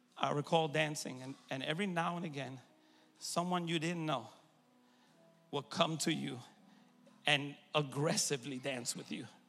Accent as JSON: {"language": "English", "region": "New York", "country": "United States", "moved": "yes", "said": "I'm originally from New York"}